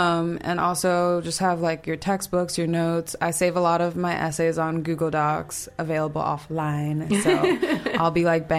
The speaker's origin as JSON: {"language": "English", "country": "Nigeria", "said": "Yeah, super, super important, especially being Nigerian."}